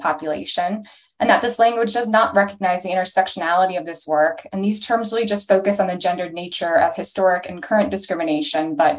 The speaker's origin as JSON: {"language": "English", "town": "Toronto", "region": "Ontario", "country": "Canada", "also_born_or_lived": "Chicago, Illinois / North Carolina", "moved": "as an adult", "lives_now": "Portland, United States", "said": "I'm from Toronto, Canada initially"}